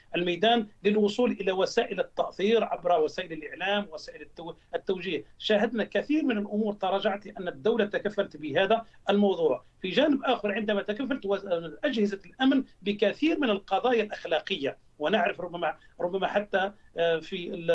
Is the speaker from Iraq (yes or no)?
no; Algeria; عندنا في الجزائر